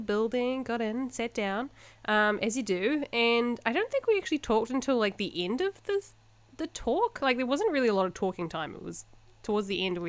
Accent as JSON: {"language": "English", "town": "Invercargill", "region": "Southland", "country": "New Zealand", "tie": "born or raised there", "moved": "yes", "lives_now": "Japan", "said": "I grew up in this tiny little town called Invercargill. It's not tiny. It's like, 50,000 people?"}